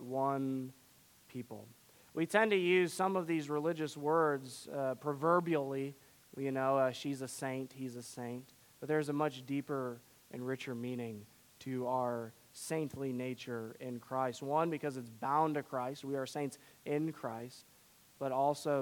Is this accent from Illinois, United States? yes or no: yes; Chicago, Illinois, United States; I'm from Chicago